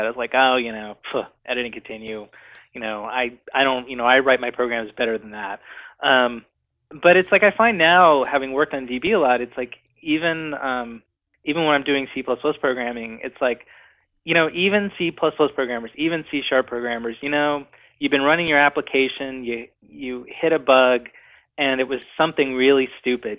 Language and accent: English; North Carolina, United States; now in Seattle, United States; I'm from North Carolina